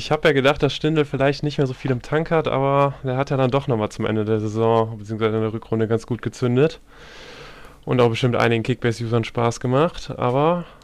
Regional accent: Mönchengladbach, North Rhine-Westphalia, Germany; ich sitze in Mönchengladbach, bin gebürtig

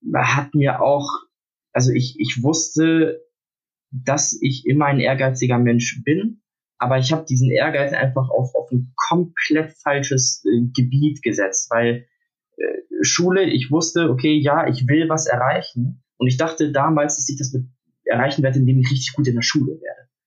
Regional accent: Hamburg, Germany; ich bin aus Hamburg, äh, 17, bin gerade mitten in der Abiturphase

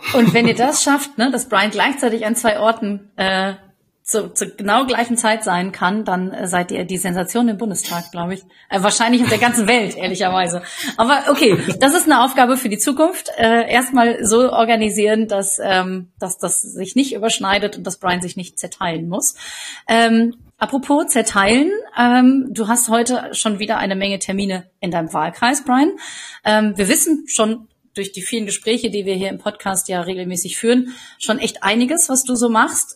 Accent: the area around Marl, North Rhine-Westphalia, Germany; jetzt komme ich natürlich auch hier aus der Gegend

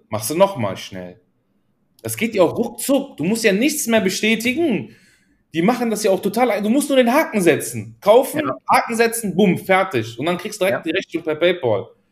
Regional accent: Cologne, North Rhine-Westphalia, Germany; bei uns in Köln gibt es den ersten FC Köln

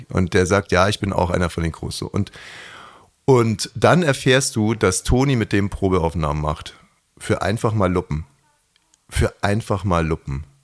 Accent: Greifswald, Mecklenburg-Vorpommern, Germany; Greifswald sind wir geboren.

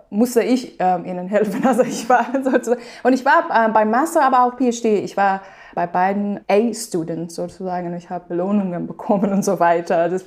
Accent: Iran; Ich bin im Iran geboren, aufgewachsen, studiert und promoviert im Fach Religionsphilosophie an der Teheraner Universität

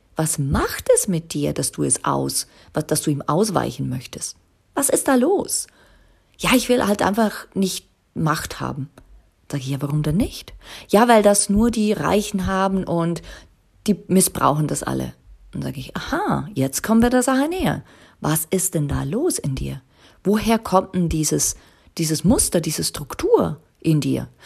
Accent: Liechtenstein; also born or lived in Zurich; ich bin ja aus Liechtenstein ursprünglich

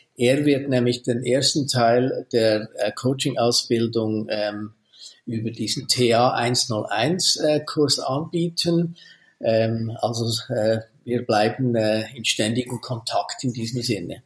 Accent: Switzerland; bei uns in der Schweiz

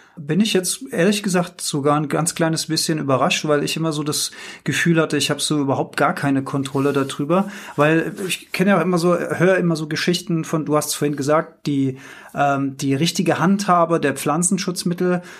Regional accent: Rheinhessen, Rhineland-Palatinate, Germany; Die andere Stimme in mir ist der reuhessische Genießer. Ich bin ja hier in Weinbergen sozusagen aufgewachsen

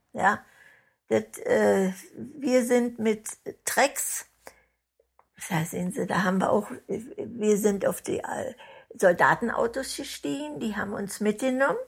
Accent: Germany; Ich bin Deutscher

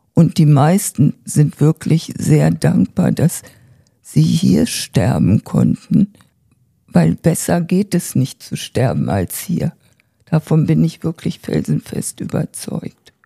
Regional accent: Germany; hier bei uns in Deutschland

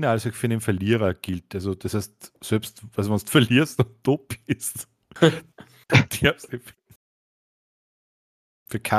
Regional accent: United States; ich bin ja Amerikaner, was soll ich machen?

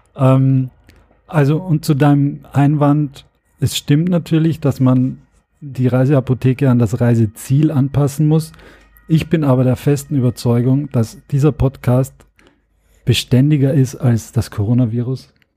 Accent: Austria; now in Germany; auch als Österreicher

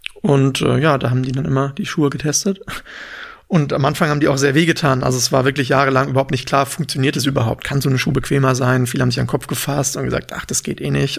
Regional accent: Freiburg im Breisgau, Baden-Württemberg, Germany; moved away as an adult; also born or lived in St. Gallen, Switzerland; now in Berlin, Germany; komme ursprünglich aus Freiburg im Schwarzwald

